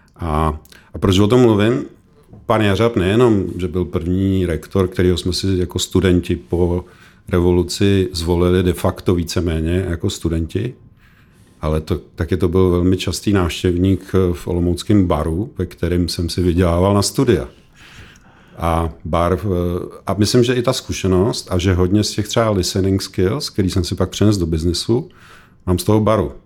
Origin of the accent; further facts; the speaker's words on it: Czechia; My jsme jako Češi